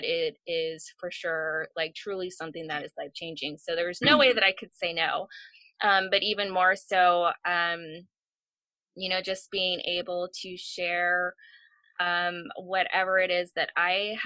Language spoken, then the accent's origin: English; San Francisco, California, United States; being born and raised in the San Francisco Bay Area, you know, that is a culture in itself